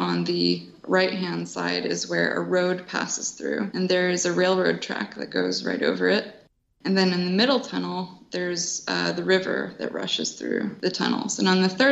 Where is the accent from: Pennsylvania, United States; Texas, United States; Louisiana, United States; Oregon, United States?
Pennsylvania, United States; Downingtown; I grew up in Downingtown, went to high school there